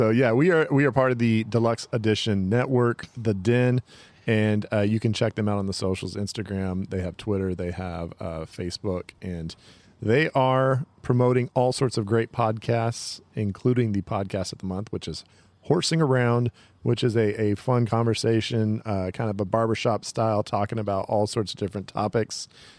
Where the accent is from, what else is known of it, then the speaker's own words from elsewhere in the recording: Oakdale, United States; I'm from Oakdale.